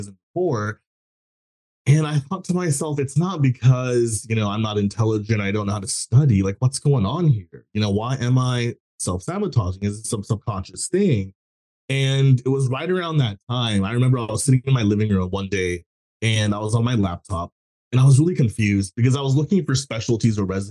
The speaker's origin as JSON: {"language": "English", "region": "Texas", "country": "United States", "tie": "born or raised there", "said": "I grew up in a South Asian family. I was born in Texas."}